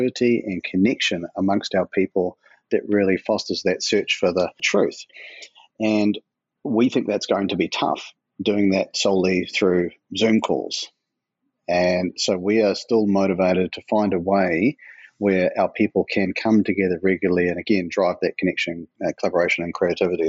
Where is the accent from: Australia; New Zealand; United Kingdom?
New Zealand; accent: New Zealand; now in Portland, United States; New Zealand, where my accent comes from and where the business was born, Portland, Oregon, which is where I'm based today